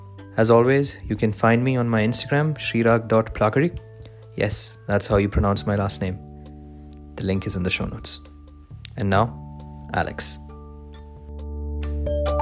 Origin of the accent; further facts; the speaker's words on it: Dubai, United Arab Emirates; I grew up in Dubai, but I'm originally from India.